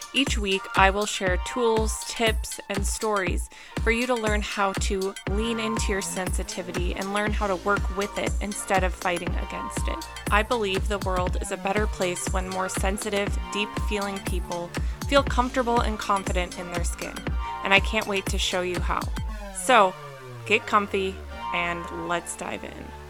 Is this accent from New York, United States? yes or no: no; Minnesota, United States; moved away as an adult; also born or lived in California; I grew up in Minnesota, moved to California